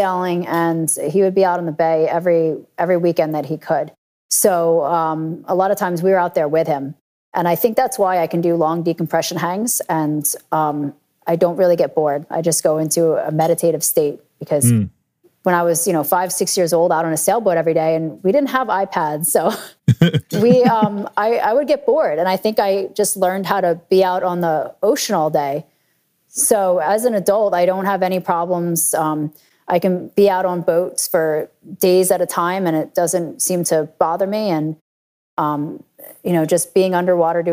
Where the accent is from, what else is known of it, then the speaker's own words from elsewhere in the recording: New Jersey, United States; also born or lived in New York; I grew up in New Jersey